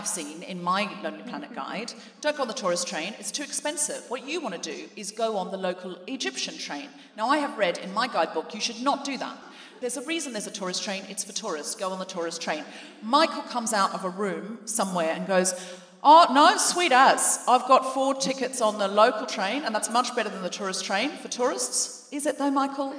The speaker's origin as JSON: {"language": "English", "town": "Gold Coast", "region": "Queensland", "country": "Australia", "tie": "born or raised there", "moved": "as an adult", "lives_now": "London, United Kingdom", "said": "I was raised on the Gold Coast"}